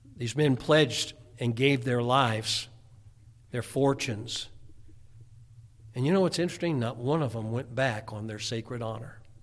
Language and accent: English; United States; as an American